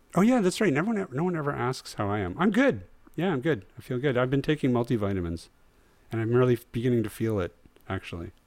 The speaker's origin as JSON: {"language": "English", "town": "Mackenzie", "region": "British Columbia", "country": "Canada", "tie": "born or raised there", "moved": "yes", "said": "I lived in Mackenzie for, like, yeah, from grade one to grade twelve."}